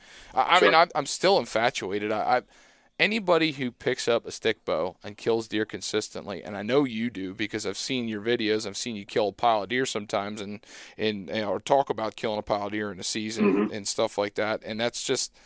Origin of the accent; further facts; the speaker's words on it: Southeast Pennsylvania, United States; I'm from Southeast Pennsylvania